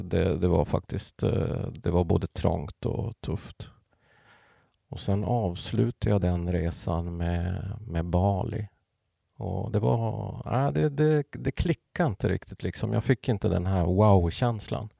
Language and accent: Swedish; Pajala, Norrbotten County, Sweden; moved away; uppväxt i Pajala